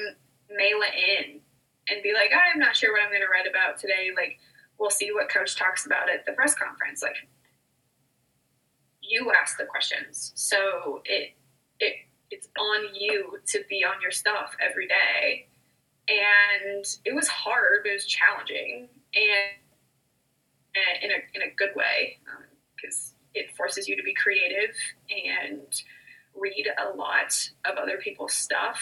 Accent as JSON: {"language": "English", "region": "Nebraska", "country": "United States", "also_born_or_lived": "Kansas", "moved": "as an adult", "said": "I'm from Nebraska."}